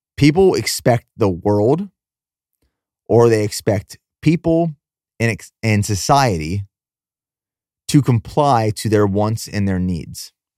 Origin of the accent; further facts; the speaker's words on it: Pennsylvania, United States; also born or lived in Texas; now in Nashville, United States; I grew up in Pennsylvania, so I'm no stranger to snowstorms